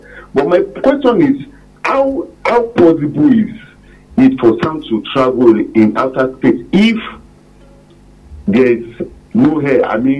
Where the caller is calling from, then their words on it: Bodija, Oyo, Nigeria; calling from Bodija.